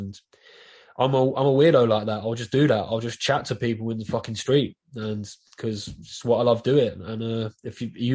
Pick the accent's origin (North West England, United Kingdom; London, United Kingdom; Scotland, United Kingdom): London, United Kingdom; accent: Southeast London; I'm from Southeast London. This is a London accent. It's a Southeast London accent